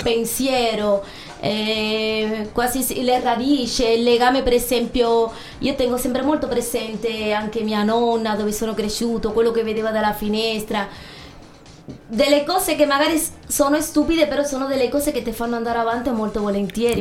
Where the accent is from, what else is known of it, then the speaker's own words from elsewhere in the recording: Cuba; Italian is a second language; now in Ascoli Piceno, Italy; Io sono cubana